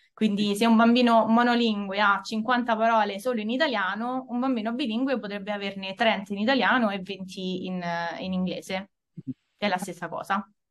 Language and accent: Italian; Italy; accent: Italian; sono nata e cresciuta in Italia da genitori italiani